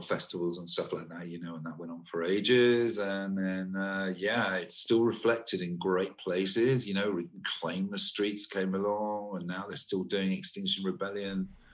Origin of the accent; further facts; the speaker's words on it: Torquay, South West England, United Kingdom; moved away; also born or lived in London; I am from Torquay in Devon a long time ago, I moved from there to London